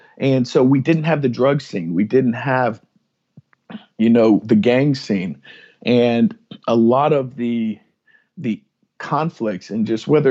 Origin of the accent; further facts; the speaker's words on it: San Antonio, Texas, United States; also born or lived in Kansas; So I'm from San Antonio, Texas, raised as a military brat, and although my wife will tell you that I was born in Kansas, we've moved around a handful of times and ended up in San Antonio, Texas, about my third grade year.